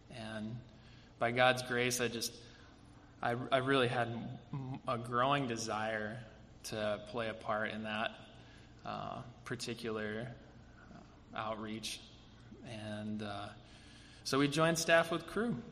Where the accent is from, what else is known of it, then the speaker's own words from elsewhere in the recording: Bismarck, North Dakota, United States; growing up in Bismarck, North Dakota, no, no offense to Bismarck, it's a wonderful place to live and grow up